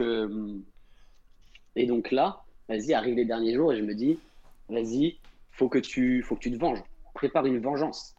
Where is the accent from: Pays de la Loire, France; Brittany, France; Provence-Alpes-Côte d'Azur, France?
Pays de la Loire, France; Angers; je viens de Angers